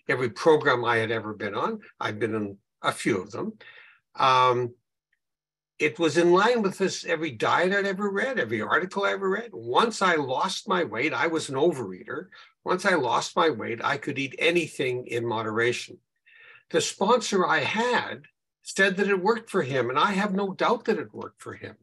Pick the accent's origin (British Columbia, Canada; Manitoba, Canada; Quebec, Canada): Manitoba, Canada; Winnipeg; I'm from Winnipeg, Canada, where it's a lot colder than it is, I think, in Australia